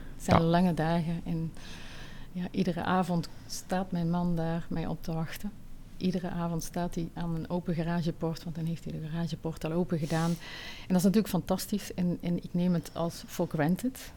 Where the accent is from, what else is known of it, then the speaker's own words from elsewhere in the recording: Netherlands; also born or lived in Tunisia / Switzerland; now in Belgium; ik ben geboren getogen in Nederland, maar ik ben ook al vroeg uit Nederland weggegaan